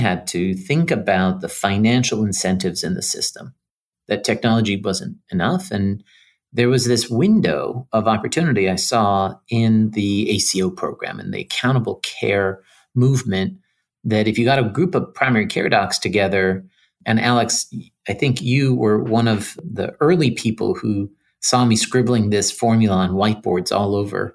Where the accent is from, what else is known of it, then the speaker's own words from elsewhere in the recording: Iran; moved away; also born or lived in New York City; I grew up in Iran